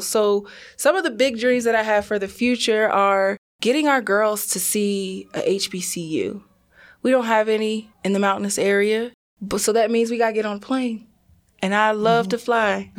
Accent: New Jersey, United States; I'm from New Jersey, I did go to predominantly white schools.

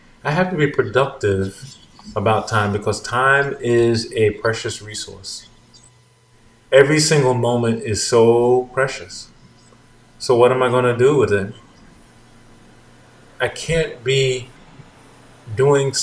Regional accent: United States; I'm an American

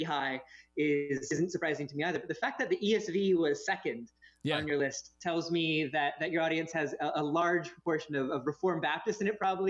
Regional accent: Los Angeles, California, United States; moved away; I grew up in Los Angeles, and I spent the majority of my life out there

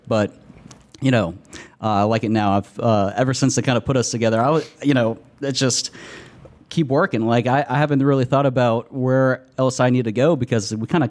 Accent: Virginia, United States; moved away as an adult; now in Tampa, United States; Well, my home was Virginia, but I have family that were down in Bradenton, so now I'm here. And I've probably been here, 7 years, something like that.

